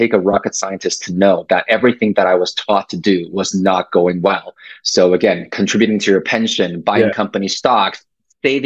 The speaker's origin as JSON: {"language": "English", "country": "Taiwan", "tie": "born or raised there", "moved": "yes", "lives_now": "Canada", "said": "I was born and raised in Asia, so in Taiwan"}